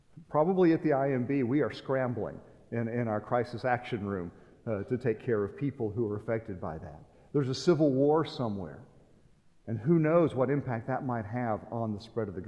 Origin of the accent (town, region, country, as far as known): United States; moved away as an adult